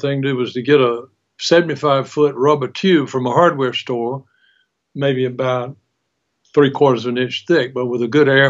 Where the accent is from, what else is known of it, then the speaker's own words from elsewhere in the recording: Albany, Georgia, United States; Growing up in Albany, Georgia, down in South Georgia